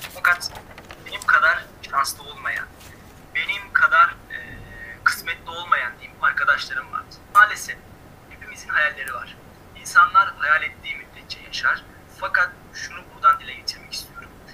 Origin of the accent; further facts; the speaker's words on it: Istanbul, Turkey; moved away as an adult; now in Kayseri, Turkey; İstanbul'da doğdum. Akabinde e, ilk orta ve lise öğrenimimi İstanbul'da tamamladım.